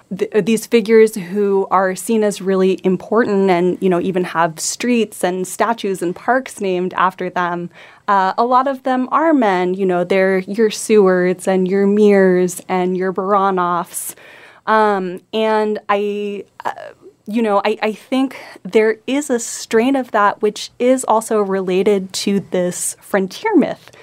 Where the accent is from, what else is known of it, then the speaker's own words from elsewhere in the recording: Homer, Alaska, United States; I grew up in Homer